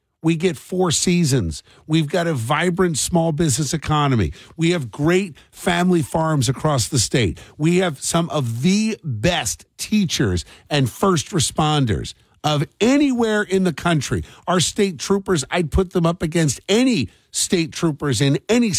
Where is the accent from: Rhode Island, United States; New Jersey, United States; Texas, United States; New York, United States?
New Jersey, United States